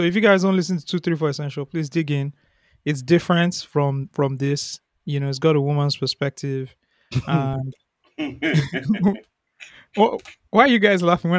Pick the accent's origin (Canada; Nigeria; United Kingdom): Nigeria; growing up in Ikwaja, right, it was very rural.